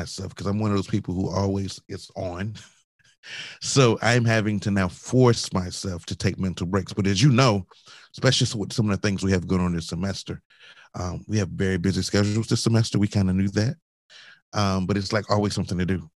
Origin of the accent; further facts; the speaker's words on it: Augusta, Georgia, United States; moved away; also born or lived in Charleston, South Carolina; I grew up in Augusta, Georgia, as you know. So I didn't grow up near the ocean